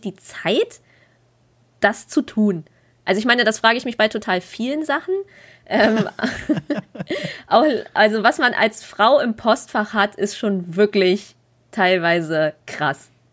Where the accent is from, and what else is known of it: Berlin, Germany; born or raised there